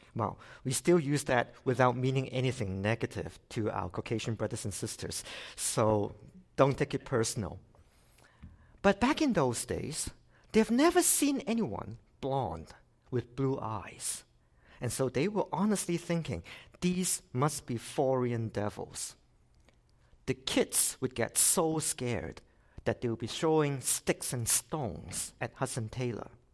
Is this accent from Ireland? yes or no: no; Hong Kong; now in Canada; I came from Hong Kong originally. I've been in Canada for twenty-six years.